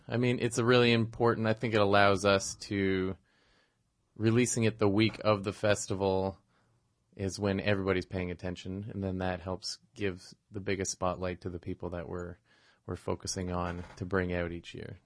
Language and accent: English; Toronto, Ontario, Canada; moved away as an adult; also born or lived in Montreal; I grew up in Toronto.